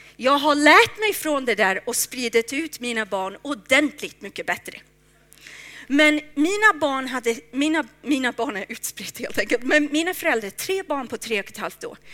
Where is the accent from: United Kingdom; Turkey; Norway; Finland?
United Kingdom; England; now in Stockholm, Sweden; Jag är från England